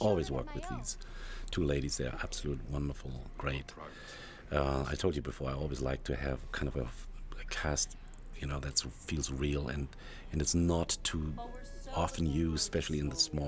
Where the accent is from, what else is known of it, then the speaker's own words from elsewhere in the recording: Germany; moved away; I'm from Germany originally